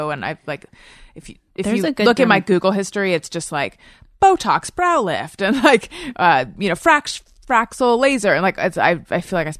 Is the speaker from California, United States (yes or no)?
yes; Orange County, California, United States; I grew up in Orange County